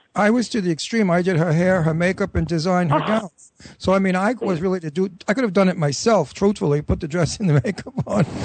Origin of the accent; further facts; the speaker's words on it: New York City, New York, United States; accent: Brooklyn; my Brooklyn accent